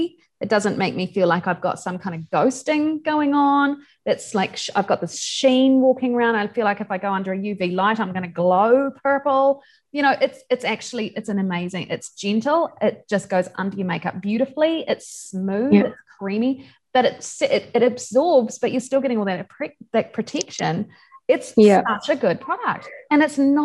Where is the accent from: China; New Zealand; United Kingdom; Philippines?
New Zealand; Invercargill, Southland; I grew up in Invercargill, which is pretty cold. That's in the bottom of New Zealand